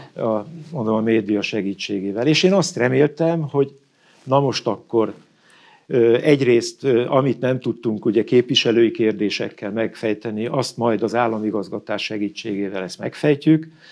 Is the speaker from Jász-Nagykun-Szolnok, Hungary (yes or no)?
no; Ózd, Borsod-Abaúj-Zemplén, Hungary; én Ózdi gyerek vagyok. Farkas Juki leginkább, Óz mellett van a bányatelep, és én a bányászok, ö, között éltem a gyerekkoromat